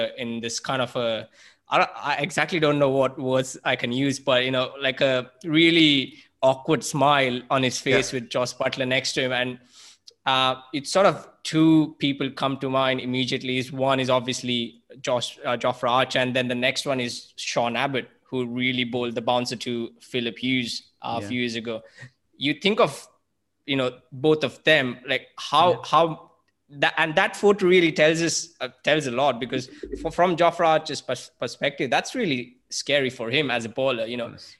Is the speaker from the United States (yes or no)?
no; Mumbai, Maharashtra, India; Growing up in Mumbai